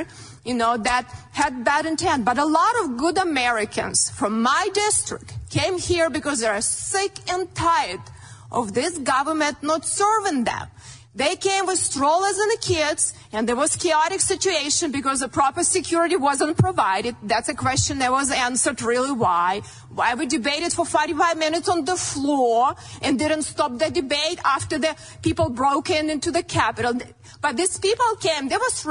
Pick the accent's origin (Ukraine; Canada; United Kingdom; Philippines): Ukraine; born or raised there; moved away as an adult; now in United States